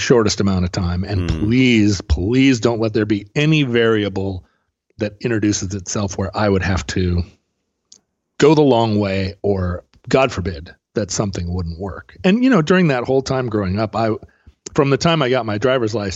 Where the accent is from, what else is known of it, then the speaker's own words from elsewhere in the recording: Alaska, United States; now in Pacific Northwest, United States; growing up in Alaska